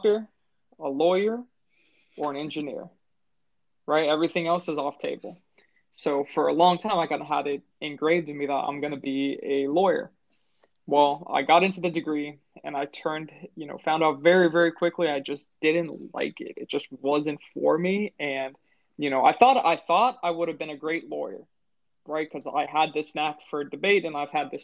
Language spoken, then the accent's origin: English; United States; growing up in the American school system